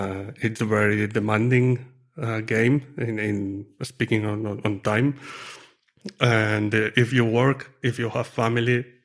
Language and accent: English; Lleida, Catalonia, Spain; moved away as an adult; also born or lived in Madrid, Spain; now in near Madrid, Spain; I'm from near Barcelona, a city called Lleida